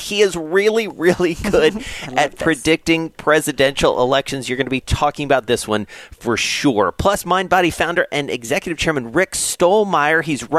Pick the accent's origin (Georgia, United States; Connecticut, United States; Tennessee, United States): Georgia, United States; Atlanta; down in my hometown of Atlanta.